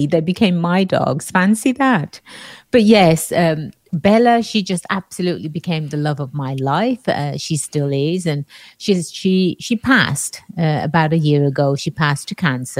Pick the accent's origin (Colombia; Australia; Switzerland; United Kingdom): United Kingdom; England; moved away; growing up in England